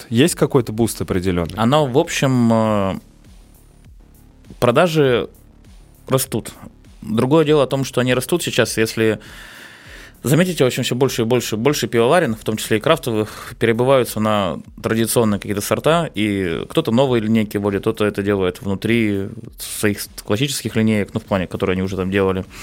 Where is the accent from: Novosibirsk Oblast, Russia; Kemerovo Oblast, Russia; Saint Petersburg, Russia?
Saint Petersburg, Russia; Ну, конечно, мы же петербуржцы, нам все равно.